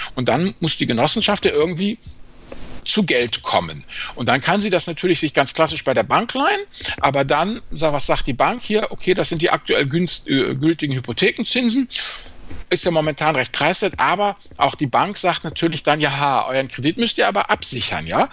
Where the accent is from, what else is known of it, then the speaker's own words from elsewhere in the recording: area near Neuwied, Rhineland-Palatinate, Germany; wo ich auch aufgewachsen bin, ein bisschen weiter südlicher bei Neuwied